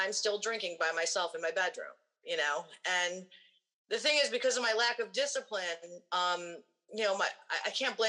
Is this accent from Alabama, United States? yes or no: no; Cleveland, Ohio, United States; also born or lived in Minneapolis; I grew up in Cleveland, Rock and Roll Hall of Fame City, and that's where I grew up